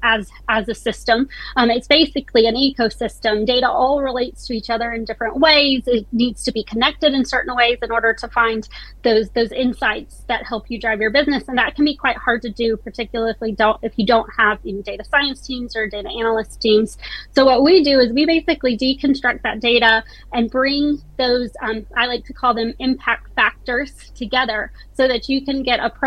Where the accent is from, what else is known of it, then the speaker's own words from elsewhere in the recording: United States; accent: American; moved away as an adult; now in South Yorkshire, United Kingdom; my American family thinks I'm British now